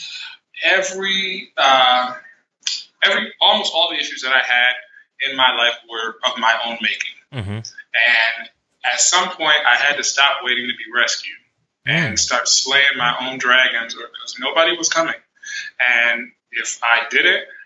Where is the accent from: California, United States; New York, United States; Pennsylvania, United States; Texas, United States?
New York, United States; moved away as an adult; I was from New York